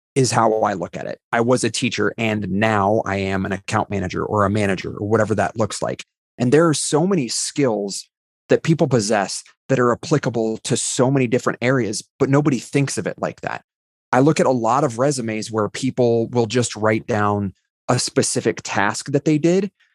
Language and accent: English; Ohio, United States; I was a high school English teacher before working at Rackspace in Ohio